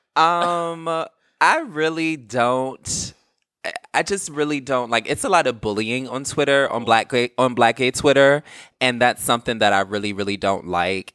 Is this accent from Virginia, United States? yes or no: yes; Virginia, United States; I'm from Virginia